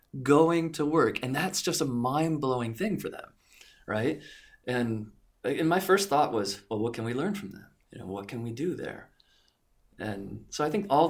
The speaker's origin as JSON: {"language": "English", "country": "United States", "also_born_or_lived": "Japan", "moved": "yes"}